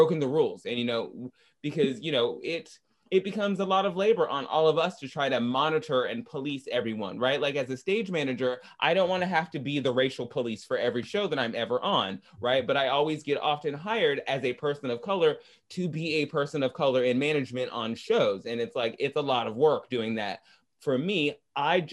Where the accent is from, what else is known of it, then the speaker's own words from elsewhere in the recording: Arkansas, United States; I'm from Arkansas